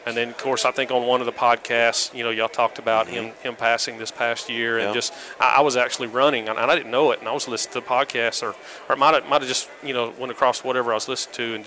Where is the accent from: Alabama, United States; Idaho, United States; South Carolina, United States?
Alabama, United States; I'm from Alabama.